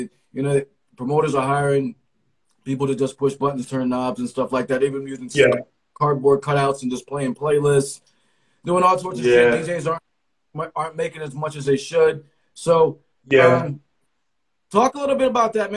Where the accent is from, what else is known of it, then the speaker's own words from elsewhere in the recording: Connecticut, United States; now in Pittsburgh, United States; I'm from Connecticut, but I live in Pittsburgh right now